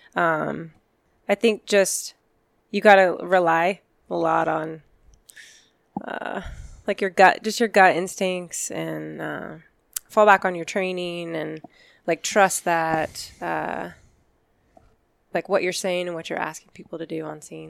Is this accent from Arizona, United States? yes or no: yes; Glendale, Arizona, United States; I grew up in Glendale